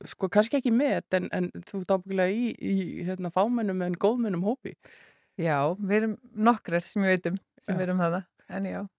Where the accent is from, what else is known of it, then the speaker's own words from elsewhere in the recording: Súðavík, Westfjords, Iceland; now in Reykjavík, Iceland; Ég nú fættir Reykjavík en uppalinn á Súðavík